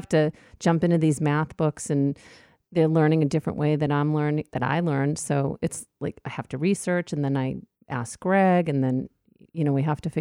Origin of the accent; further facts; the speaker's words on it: New York, United States; I'm a New Yorker by heart, so I walk through the neighborhood constantly